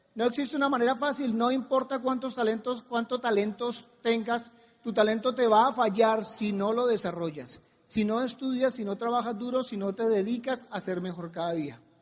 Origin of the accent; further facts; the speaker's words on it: Colombia; en mi país